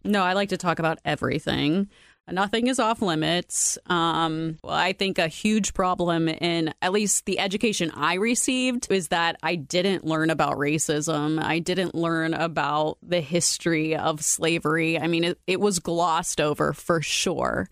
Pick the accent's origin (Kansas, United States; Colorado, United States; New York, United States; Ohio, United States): Ohio, United States; Youngstown; moved away as an adult; also born or lived in Columbus, Ohio; now in Dublin, United States; I grew up in Youngstown in a predominantly black neighborhood, a poor neighborhood.